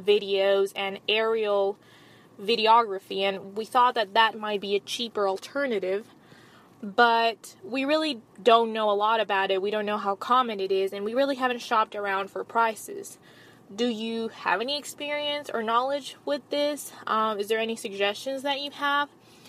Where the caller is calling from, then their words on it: Atlanta, Georgia, United States; I am contacting you from Atlanta, Georgia.